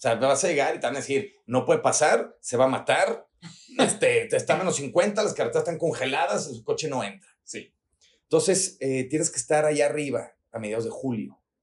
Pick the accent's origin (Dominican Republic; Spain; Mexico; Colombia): Mexico; also born or lived in Guadalajara; mexicanos mexicano no, no tenemos la cultura como el estadounidense o el canadiense